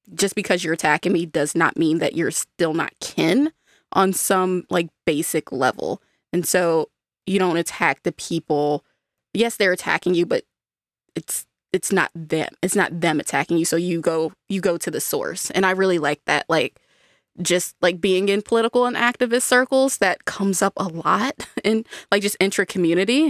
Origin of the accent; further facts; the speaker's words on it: United States; as an American